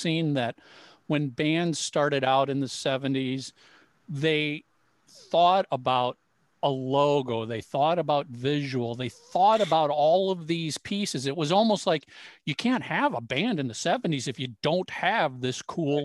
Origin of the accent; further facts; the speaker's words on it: Minneapolis, Minnesota, United States; Tommy and I grew up in the Minneapolis area.